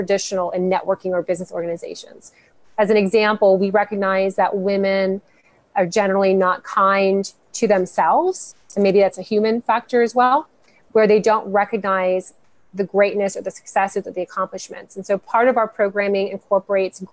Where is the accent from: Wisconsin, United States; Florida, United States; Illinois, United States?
Florida, United States; Miami; born or raised there; moved away; also born or lived in North Carolina